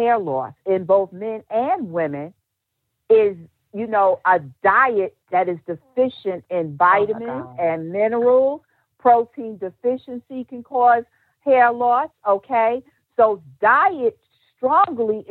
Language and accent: English; New York City, New York, United States; a known hairstylist in the NYC, my hometown